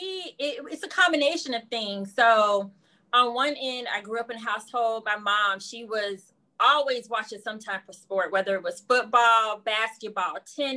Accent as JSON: {"language": "English", "town": "Jacksonville", "region": "Florida", "country": "United States", "moved": "yes", "said": "I'm originally from Jacksonville, Florida."}